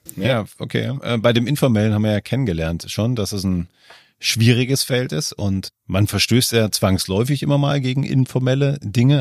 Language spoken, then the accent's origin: German; Germany; in Deutschland aufgewachsen